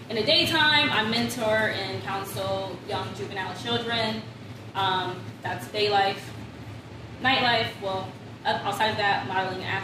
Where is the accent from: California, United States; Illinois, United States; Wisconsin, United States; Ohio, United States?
Ohio, United States; Canton; also born or lived in Columbus, Ohio; I'm originally from Canton, Ohio.